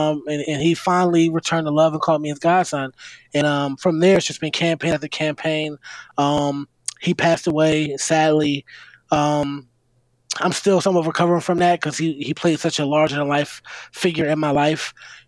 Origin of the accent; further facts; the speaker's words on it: Philadelphia, Pennsylvania, United States; growing up in Philadelphia